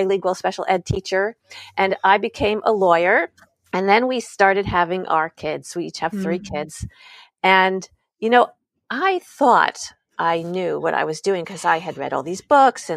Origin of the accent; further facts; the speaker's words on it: suburb of New York City, United States; now in California, United States; I grew up on the East Coast in the suburb of New York City